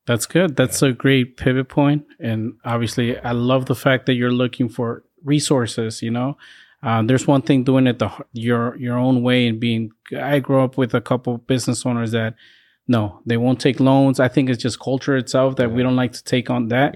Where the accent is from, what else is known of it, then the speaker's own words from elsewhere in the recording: California, United States; now in Boston, United States; I grew up in California